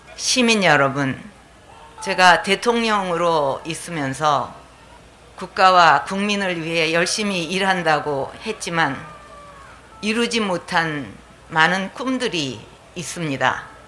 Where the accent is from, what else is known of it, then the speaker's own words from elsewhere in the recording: Daegu, South Korea; 저의 고향인 대구의